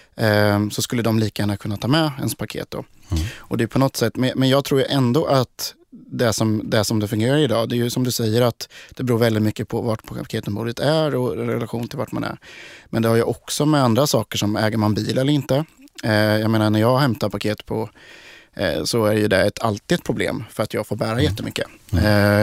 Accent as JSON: {"language": "Swedish", "country": "Sweden", "said": "vi i Sverige"}